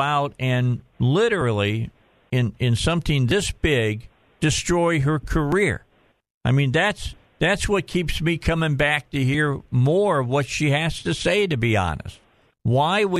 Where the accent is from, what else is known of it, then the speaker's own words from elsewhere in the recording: Chicago, Illinois, United States; now in Arkansas, United States; the area I grew up in around Chicago